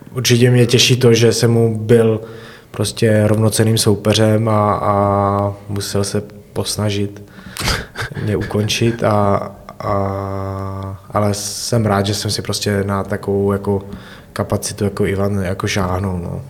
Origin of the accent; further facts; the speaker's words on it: Mohelnice, Olomouc Region, Czechia; moved away as an adult; now in Hradec Králové, Czechia; pocházím z Mohelnice a v Mohelnici taky menší městečko